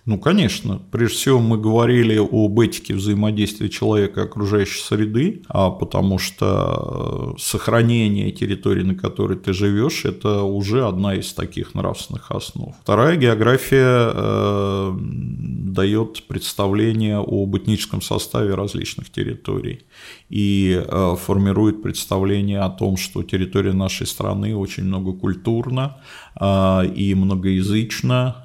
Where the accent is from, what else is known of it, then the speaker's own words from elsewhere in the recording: Moscow, Russia; first language Russian; я родился и вырос в Москве, учился в московской школе, закончил московский вуз